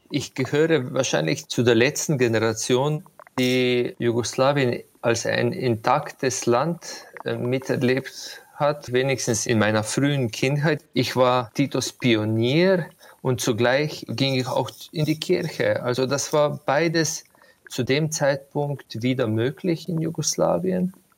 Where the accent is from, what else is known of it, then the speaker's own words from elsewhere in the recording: Slovenia; Dort, wo ich aufgewachsen bin, das ist ein Hügelland und ich bin auf einem Hügel wortwörtlich aufgewachsen